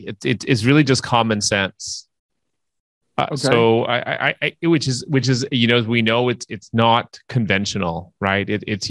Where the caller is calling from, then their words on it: Toronto, Ontario, Canada; I'm calling in from Toronto, Canada.